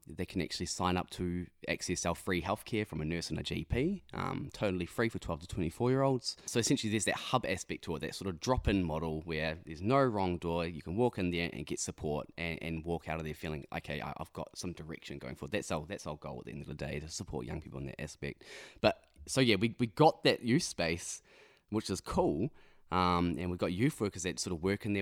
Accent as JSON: {"language": "English", "town": "Ruakaka", "region": "Northland", "country": "New Zealand", "tie": "born or raised there", "also_born_or_lived": "Whangarei", "said": "I grew up in Whangarei, just a little bit south of Whangarei, a place called, um, Ruakaka."}